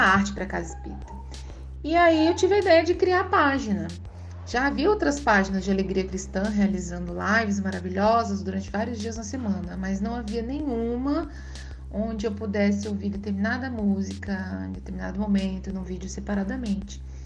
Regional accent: Cuiabá, Mato Grosso, Brazil; eu sou de Cuiabá

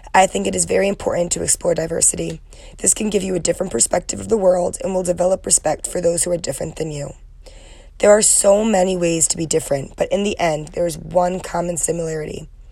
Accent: Trumbull, Connecticut, United States; moved away as an adult; now in Ohio, United States; I am from Trumbull, Connecticut and came to Ohio University

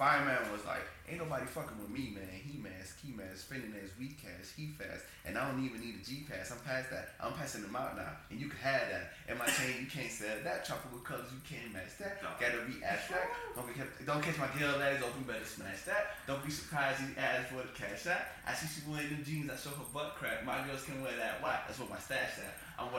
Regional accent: the South, United States; I'm a South nigga, so, like, you know, for sure, outcast.

